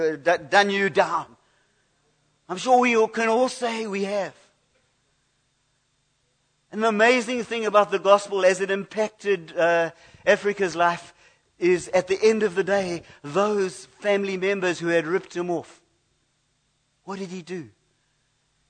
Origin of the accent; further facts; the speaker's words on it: United Kingdom; I come from Britain